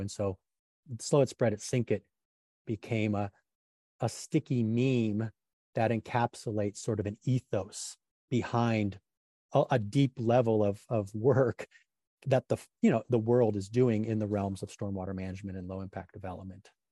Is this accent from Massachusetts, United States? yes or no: no; Grand Tetons, Yellowstone, Wyoming, United States; now in Sonoma County, United States; I grew up around the Grand Tetons, Yellowstone, where there was a lot of beavers